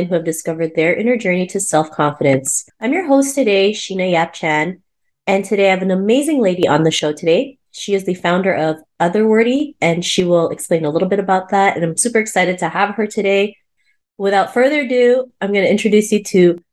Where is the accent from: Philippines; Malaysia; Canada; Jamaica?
Philippines; Cebu, Central Visayas; I was born in Cebu